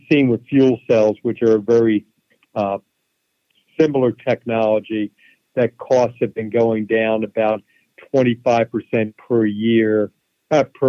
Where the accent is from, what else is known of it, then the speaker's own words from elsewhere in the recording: Philadelphia, Pennsylvania, United States; I grew up in Philadelphia